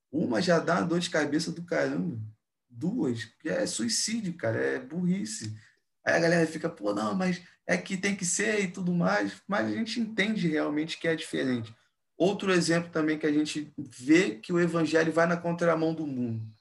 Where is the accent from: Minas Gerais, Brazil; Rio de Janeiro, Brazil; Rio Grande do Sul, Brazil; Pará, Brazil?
Rio de Janeiro, Brazil; E aí, como um bom carioca, a gente tem uma, uma gíria aqui que a gente fala, né?